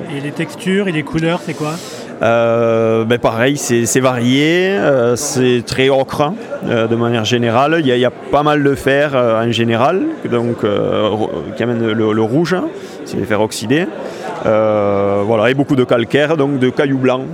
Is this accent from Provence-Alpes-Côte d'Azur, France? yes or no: no; Corbières, Occitania, France; je viens des Corbières